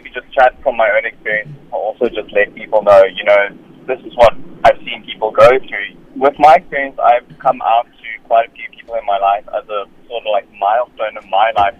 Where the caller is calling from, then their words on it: Cape Town, Western Cape, South Africa; So I'm calling back from Cape Town.